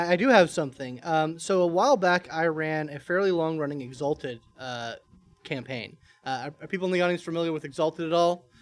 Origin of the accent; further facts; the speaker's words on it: Marietta, Georgia, United States; I'm from Marietta, Georgia as well. Been here